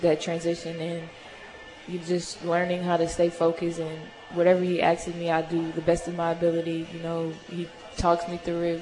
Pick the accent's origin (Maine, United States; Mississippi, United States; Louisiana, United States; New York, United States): Louisiana, United States; Lafayette; moved away as an adult; now in Hutchinson, United States; growing up in Louisiana